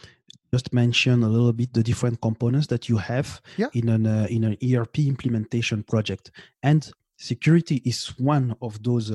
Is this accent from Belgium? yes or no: yes; Belgium; English is a second language; now in Montreal, Canada; I'm in Canada right now, in Montreal, but I grew up. I'm born and I grew up in Belgium.